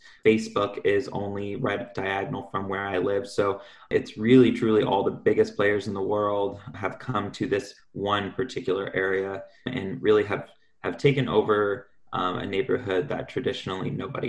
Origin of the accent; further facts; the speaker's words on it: Seattle, Washington, United States; I'm native to Seattle